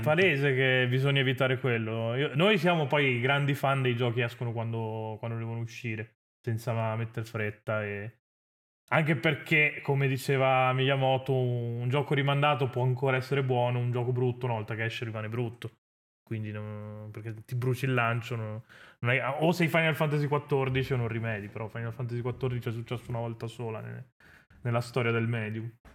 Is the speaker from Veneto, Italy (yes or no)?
yes; Venice, Veneto, Italy; sono della Serenissima